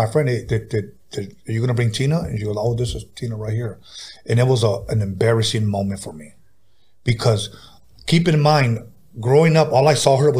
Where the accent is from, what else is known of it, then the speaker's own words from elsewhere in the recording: California, United States; I'm from everywhere, man, but I stay in San Diego.